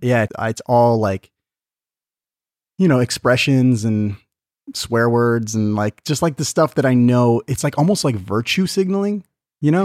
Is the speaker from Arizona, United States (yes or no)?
yes; Tucson, Arizona, United States; also born or lived in San Diego, California; I was born in San Diego, but then my parents moved to Tucson when I was, like, five months old.